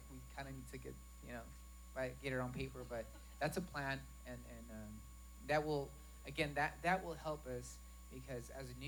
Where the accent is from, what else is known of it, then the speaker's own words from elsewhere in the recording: Arkansas, United States; I'm from Arkansas